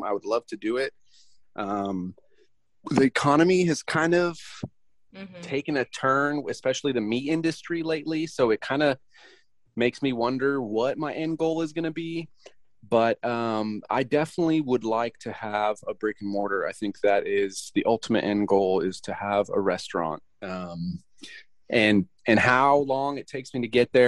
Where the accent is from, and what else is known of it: California, United States; born or raised there; moved away as an adult; also born or lived in Romania; now in Tyler, United States